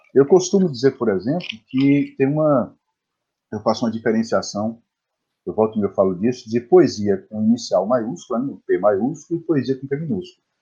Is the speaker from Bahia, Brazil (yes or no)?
yes; Bom Jesus da Lapa, Bahia, Brazil; eu nasci em Bom Jesus da Lapa, interior da Bahia, né, uns 800 quilômetros de Salvador